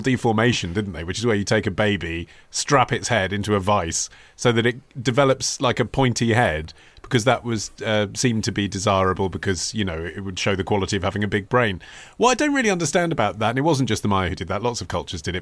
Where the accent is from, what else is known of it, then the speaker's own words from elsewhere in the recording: England, United Kingdom; when you are growing up in England